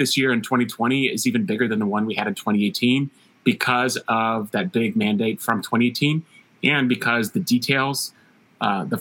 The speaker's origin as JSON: {"language": "English", "town": "Palmyra", "region": "Missouri", "country": "United States", "tie": "born or raised there", "also_born_or_lived": "Columbia, Missouri", "said": "I grew up in Northeast Missouri in Palmyra, went to Mizzou"}